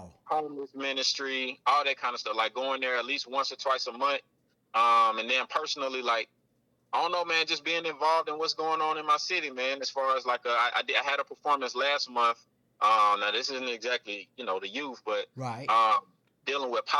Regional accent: Atlanta, Georgia, United States; So I'm from Atlanta, my Southwest DZ

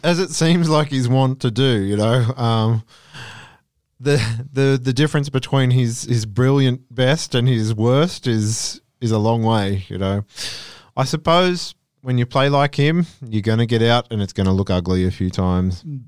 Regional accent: Australia; as an Australian

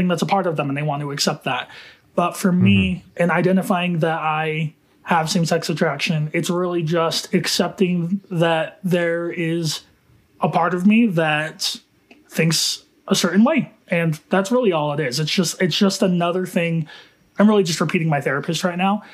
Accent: Utah, United States; I am from Utah

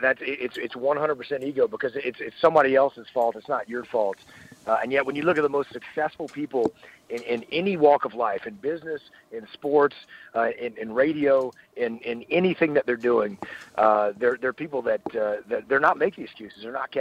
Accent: Texas, United States; also born or lived in San Diego, United States; I am from deep southeast Texas, what we call the Piney Woods.

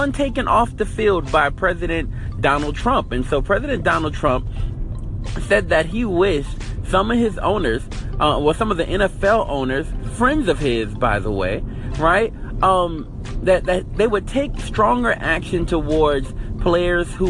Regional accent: Louisiana, United States; grew up in Louisiana. I lived in Louisiana

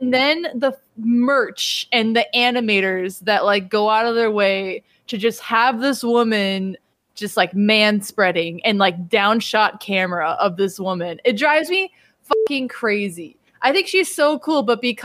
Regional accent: Midwest, United States; I'm from the Midwest, like the Midwest and or the Wisconsin and Illinois area

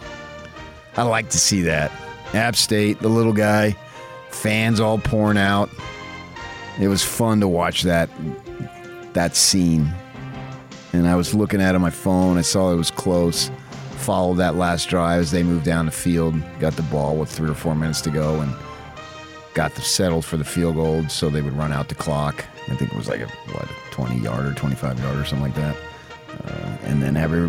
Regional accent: Utah, United States; I was from Utah

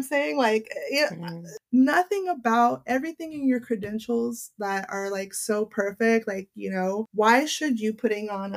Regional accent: Los Angeles, California, United States; I grew up in West LA.

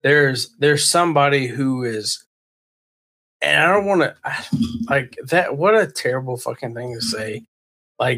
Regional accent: Georgia, United States; We're all from Georgia.

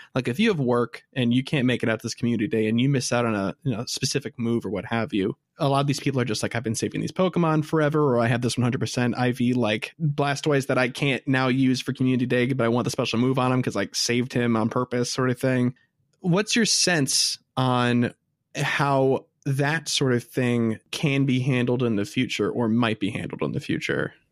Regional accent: Midwest, United States; we're from the Midwest and in the States

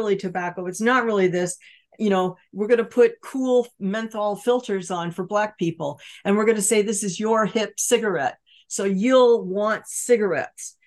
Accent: Los Angeles, California, United States; I grew up in California, surrounded by Standard Oil, with oil derricks offshore, pumping tar onto the beaches

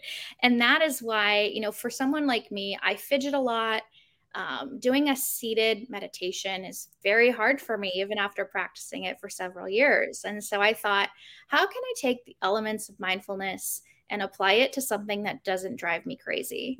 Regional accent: Arizona, United States; Growing up in Arizona, there are pools everywhere

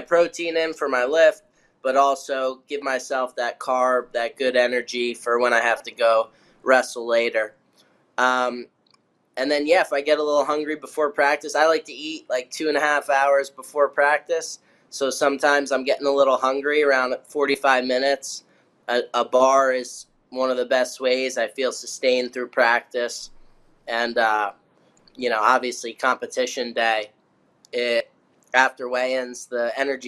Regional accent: New Jersey, United States; I was from Jersey.

